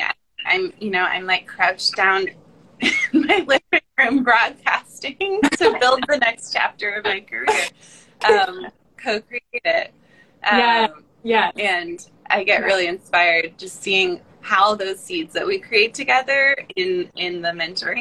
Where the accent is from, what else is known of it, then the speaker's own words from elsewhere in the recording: Oregon, United States; we're both from Oregon